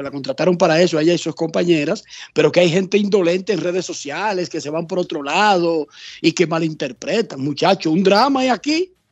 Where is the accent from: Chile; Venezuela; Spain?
Venezuela; sí, no, no, yo soy la guía de ellos, yo soy venezolano.